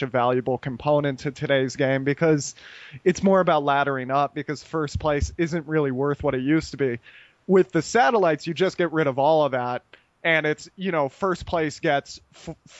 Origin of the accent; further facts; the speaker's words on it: United States; moved away as an adult; now in Costa Rica; me being American